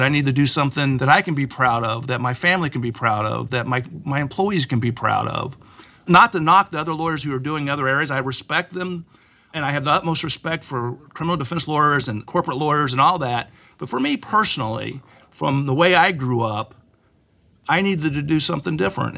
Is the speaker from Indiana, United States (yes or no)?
yes; Plainfield, Indiana, United States; also born or lived in Richmond, Indiana; we moved from Richmond to Plainfield, Indiana